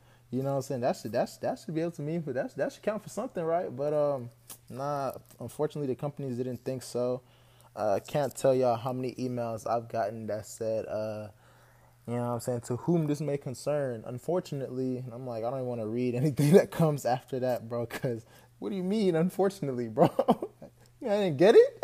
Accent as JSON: {"language": "English", "town": "Houston", "region": "Texas", "country": "United States", "tie": "born or raised there", "said": "I'm a Nigerian American from Houston, Texas. I went to school here in Texas, pretty much been in Texas all my life, so this is kind of all I know"}